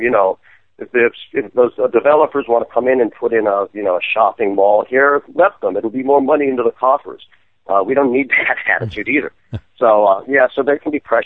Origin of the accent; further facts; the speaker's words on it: Berkeley, California, United States; I grew up in Berkeley, which is also a major homeland of NIMBYism